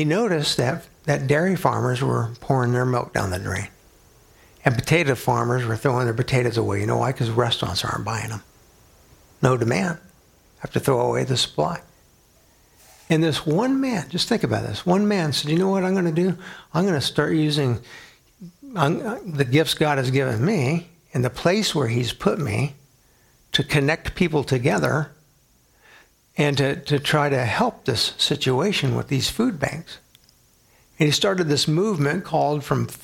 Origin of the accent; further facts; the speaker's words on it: San Antonio, Texas, United States; now in Grand Island, United States; my hometown San Antonio